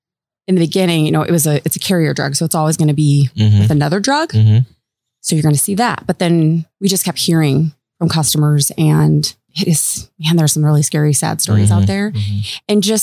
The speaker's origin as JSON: {"language": "English", "town": "O'Neill", "region": "Nebraska", "country": "United States", "tie": "born or raised there", "moved": "yes", "lives_now": "South Dakota, United States", "said": "But I grew up in Nebraska."}